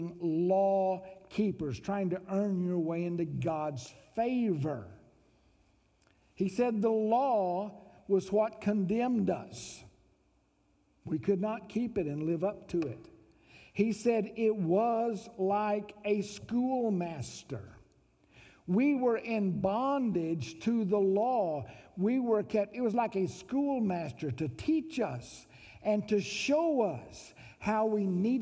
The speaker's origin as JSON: {"language": "English", "town": "Mountain View", "region": "Arkansas", "country": "United States", "moved": "yes", "lives_now": "Fayetteville, United States", "said": "I came from Mountain View, Arkansas."}